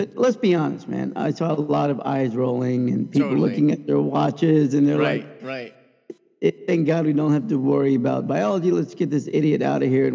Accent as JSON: {"language": "English", "town": "Overland Park", "region": "Kansas", "country": "United States", "tie": "born or raised there", "also_born_or_lived": "Los Angeles", "moved": "as an adult", "said": "my hometown, Overland Park, Kansas"}